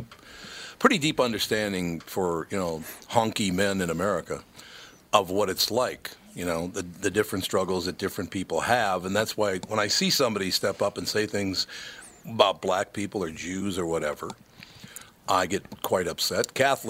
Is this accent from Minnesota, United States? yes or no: yes; Minneapolis, Minnesota, United States; That's where I grew up in North Minneapolis.